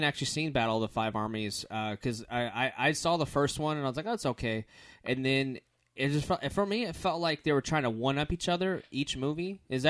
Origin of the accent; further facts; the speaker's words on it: Orlando, Florida, United States; We're from Orlando, Florida